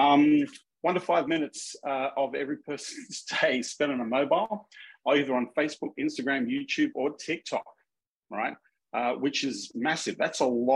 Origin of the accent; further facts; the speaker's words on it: Minnesota, United States; accent: Minnesota; excuse my Minnesota accent